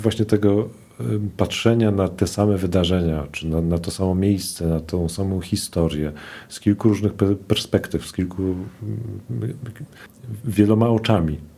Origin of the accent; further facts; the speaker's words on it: Warsaw, Masovian Voivodeship, Poland; Ja się wychowywałem na tym Ursynowie